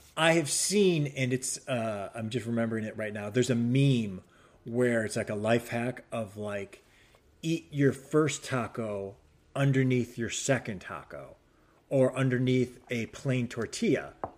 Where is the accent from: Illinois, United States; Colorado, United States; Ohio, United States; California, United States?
Ohio, United States; Cleveland; moved away as an adult; also born or lived in New Hampshire / Chicago; now in Los Angeles, United States; growing up in Cleveland